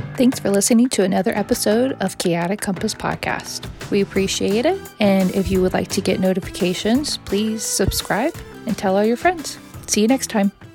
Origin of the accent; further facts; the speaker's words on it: Virginia, United States; my hometown, Pecos, Virginia